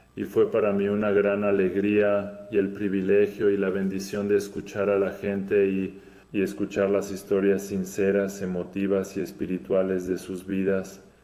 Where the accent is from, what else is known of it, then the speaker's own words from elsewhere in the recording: Podgorica, Montenegro; Spanish is a second language; soy de Podgorica, Montenegro